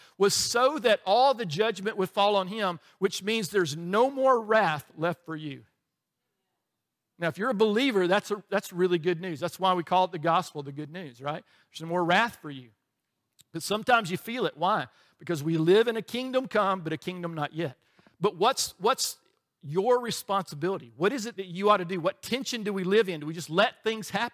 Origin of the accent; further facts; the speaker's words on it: Alabama, United States; we grew up in Alabama